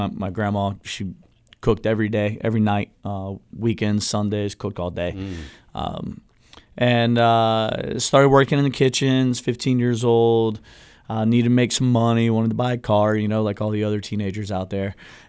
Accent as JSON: {"language": "English", "area": "Brevard County", "region": "Florida", "country": "United States", "tie": "born or raised there", "said": "I was born in Central Florida, grew up in Brevard County"}